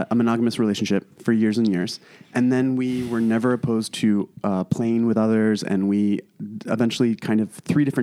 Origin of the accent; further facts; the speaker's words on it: Traverse City, Michigan, United States; I'm from Traverse City